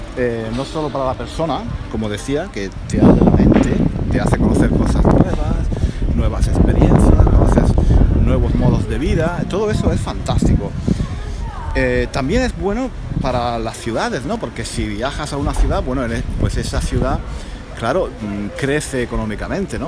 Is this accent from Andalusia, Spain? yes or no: yes; Granada, Andalusia, Spain; moved away; Granada mi ciudad natal